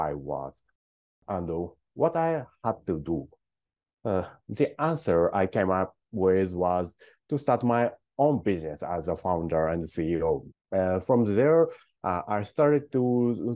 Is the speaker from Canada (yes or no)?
no; Kumamoto, Japan; I was born and raised in Kumamoto, a local city in Western Japan, in a very big countryside, super countryside